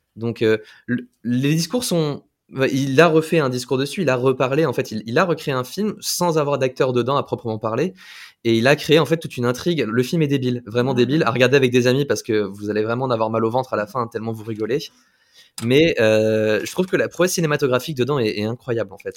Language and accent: French; France; on est français